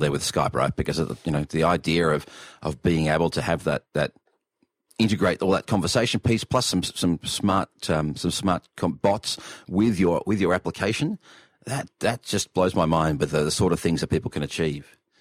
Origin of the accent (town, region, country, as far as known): Australia